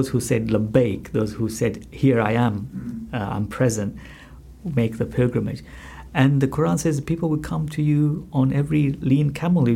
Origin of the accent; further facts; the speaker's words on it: Malawi; now in United Kingdom; as a child growing up in Malawi